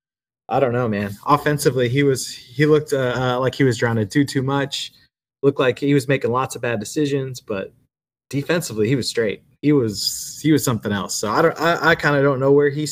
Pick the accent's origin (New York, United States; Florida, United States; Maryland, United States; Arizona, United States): Florida, United States; Orlando; I grew up in Orlando